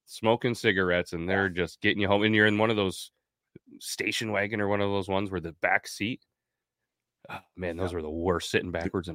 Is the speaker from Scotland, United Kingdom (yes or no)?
yes; Scotland, United Kingdom; Well, good thing I'm Scottish.